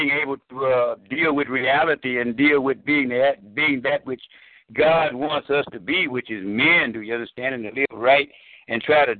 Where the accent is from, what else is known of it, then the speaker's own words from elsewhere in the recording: St. Louis, Missouri, United States; moved away as an adult; I was born and raised in St. Louis, Missouri